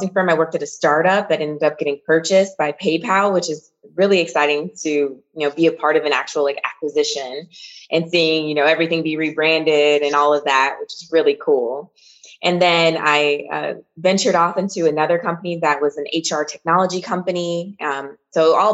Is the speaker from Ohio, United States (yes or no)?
no; Lansing, Michigan, United States; moved away as an adult; also born or lived in Philadelphia, Pennsylvania; I grew up in Lansing, Michigan, which is the capital city